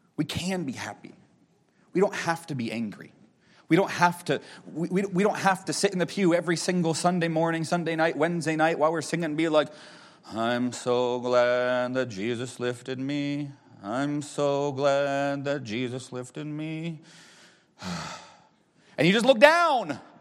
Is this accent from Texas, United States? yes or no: no; Erie, Pennsylvania, United States; moved away as an adult; also born or lived in Knoxville, Tennessee; I grew up in Erie, Pennsylvania, at Walnut Creek Baptist Church.